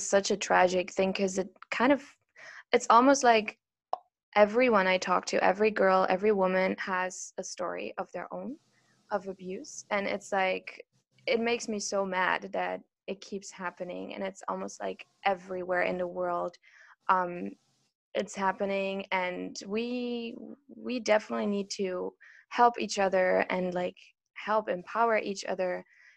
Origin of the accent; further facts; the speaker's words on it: Brazil; moved away; I come from Brazil